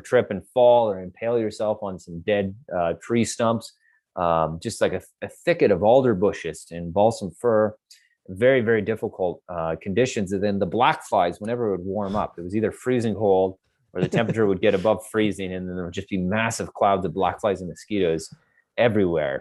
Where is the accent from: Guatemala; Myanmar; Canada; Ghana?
Canada; I'm Canadian and I grew up here and this is my backyard